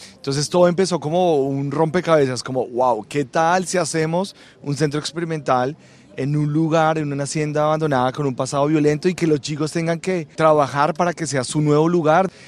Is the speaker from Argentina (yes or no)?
no; Bogotá, Colombia; moved away; yo soy de Bogotá